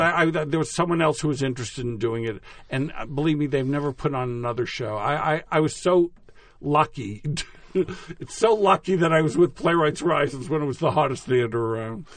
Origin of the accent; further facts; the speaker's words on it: Natick, Massachusetts, United States; moved away; Natick, my hometown